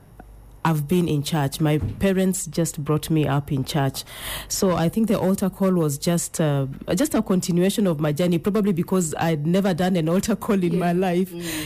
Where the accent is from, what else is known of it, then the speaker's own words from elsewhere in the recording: Machakos County, Kenya; now in Nairobi, Kenya; I'm from Machakos County, born and brought up in Machakos County, but currently I live in Nairobi